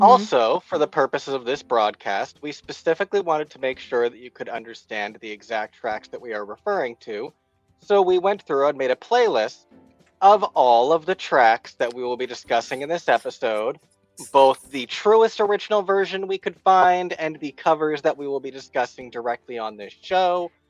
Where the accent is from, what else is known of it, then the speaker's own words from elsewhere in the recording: New Jersey, United States; we are from New Jersey?